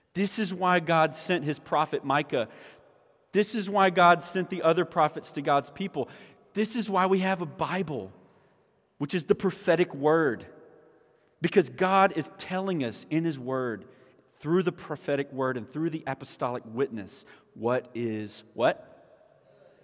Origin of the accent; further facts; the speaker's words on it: Orangeburg, South Carolina, United States; moved away as an adult; I grew up in Orangeburg. All right, so I grew up here, and graduated from high school here at Orangeburg Wilkinson